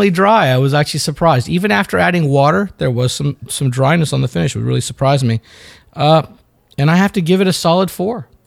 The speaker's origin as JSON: {"language": "English", "town": "New Delhi", "region": "Delhi", "country": "India", "tie": "born or raised there", "moved": "yes", "lives_now": "United States", "said": "I was born in New Delhi, my friend."}